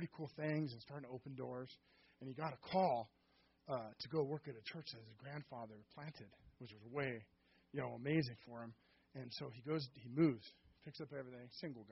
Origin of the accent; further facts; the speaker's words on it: Seattle, Washington, United States; also born or lived in Auburn, Washington; I was born and raised in Seattle